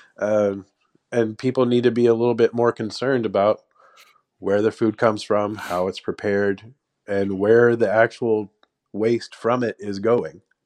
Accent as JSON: {"language": "English", "region": "Texas", "country": "United States", "tie": "born or raised there", "said": "I was born and raised in Texas"}